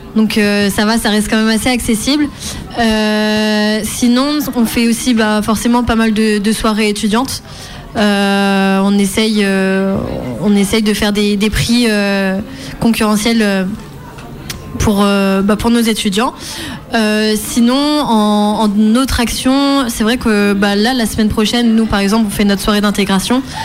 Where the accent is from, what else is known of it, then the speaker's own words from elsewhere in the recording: Plurien, Brittany, France; je suis pluriennaise, donc c'est au niveau du Cap d'Erquy, Cap Fréhel